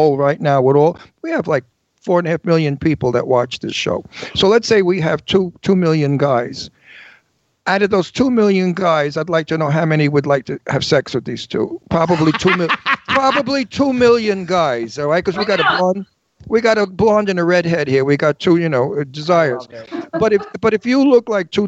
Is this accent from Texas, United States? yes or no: no; New York City, New York, United States; also born or lived in Garden City, Long Island; now in Palm Springs, United States; where I was raised in Brooklyn